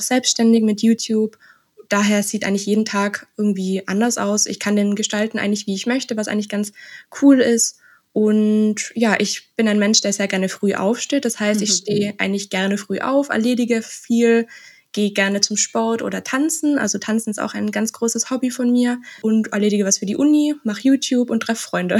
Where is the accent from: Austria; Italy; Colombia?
Austria; also born or lived in Innsbruck; Ich komme aus Österreich